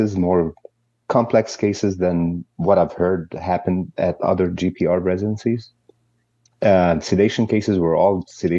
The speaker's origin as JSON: {"language": "English", "town": "Alexandria", "region": "Alexandria Governorate", "country": "Egypt", "tie": "born or raised there", "also_born_or_lived": "United Arab Emirates", "moved": "as an adult", "lives_now": "United States", "said": "I was born in Alexandria, Egypt. We traveled as young kids with my parents, as they studied in the U.S., as they went, and we lived in the UAE for a few years. But I finished my dental degree in Alexandria University in Egypt."}